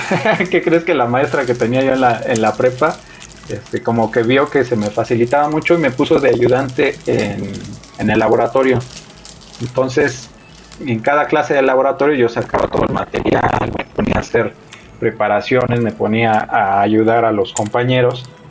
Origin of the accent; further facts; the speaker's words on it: Mexico City, Mexico; moved away as an adult; now in Toluca, Mexico; De acá, de la Ciudad de México. Pero ah, ahorita estoy viviendo, bueno, ya llevo como 7, 8 años viviendo acá en Toluca.